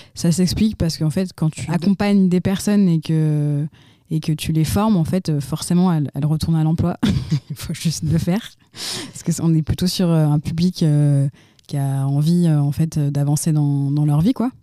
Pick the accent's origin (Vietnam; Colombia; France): France; Lyon, Auvergne-Rhône-Alpes; also born or lived in Turkey / Montreal, Canada / Mexico; je suis lyonnaise. J'ai plus ou moins toujours un peu grandi euh, autour de Lyon